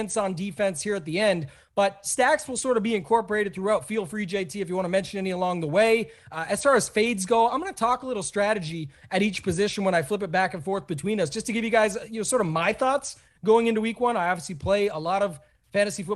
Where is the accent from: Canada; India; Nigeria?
Canada; I'm a Canadian